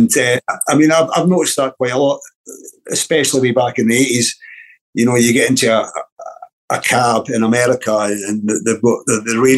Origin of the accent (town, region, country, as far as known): Dunfermline, Scotland, United Kingdom; born or raised there; also born or lived in Timmins, Ontario, Canada